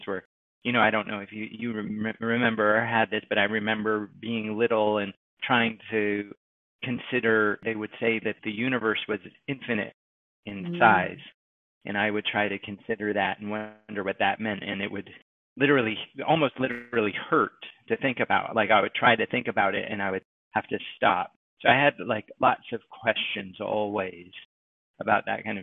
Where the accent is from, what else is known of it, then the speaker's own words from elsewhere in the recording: Westport, Massachusetts, United States; also born or lived in New York City, New York; my sister and I moved with my mother to a little countryside town called Westport, Massachusetts